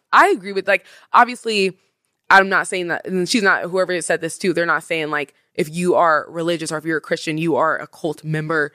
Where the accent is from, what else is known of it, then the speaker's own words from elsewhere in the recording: Washington, United States; I'm from Washington